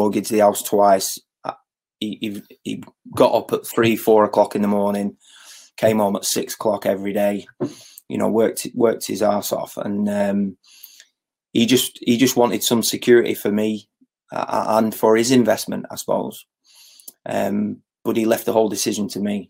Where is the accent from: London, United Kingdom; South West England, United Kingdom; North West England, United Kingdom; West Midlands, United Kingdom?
North West England, United Kingdom; Blackburn; I grew up in Cherry Tree, which is not far from Ewood.